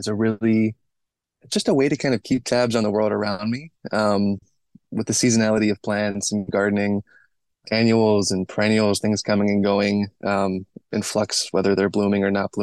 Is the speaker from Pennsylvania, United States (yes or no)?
yes; Western Pennsylvania, United States; moved away as an adult; also born or lived in Pittsburgh / Cameroon / San Francisco; I grew up in Western Pennsylvania, originally in Pittsburgh, but then my family moved to a much more rural and then suburban part of the state